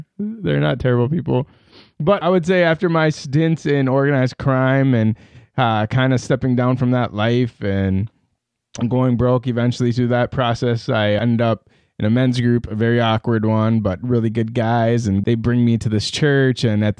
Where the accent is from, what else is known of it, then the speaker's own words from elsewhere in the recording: Iran; born there; moved away; So I don't want to get too crazy into it, but so I was born in the Islamic Republic of Iran. No terroristic affiliations to this day.